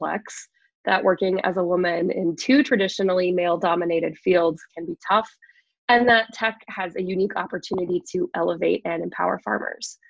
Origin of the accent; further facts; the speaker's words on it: Iowa, United States; moved away as an adult; I am born and raised in Iowa